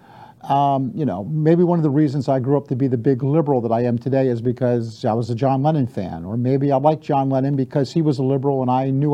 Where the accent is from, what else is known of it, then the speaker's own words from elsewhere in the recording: Baltimore, Maryland, United States; I grew up in Baltimore.